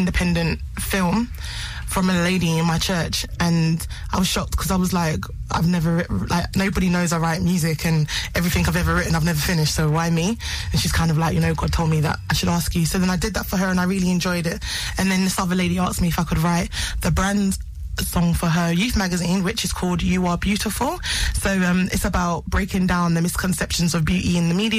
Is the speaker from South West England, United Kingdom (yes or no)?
no; London, United Kingdom; I'm a singer from Camberwell, South East London.